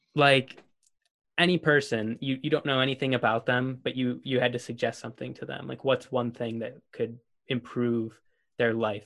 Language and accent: English; Buffalo, New York, United States; I'm from Buffalo, New York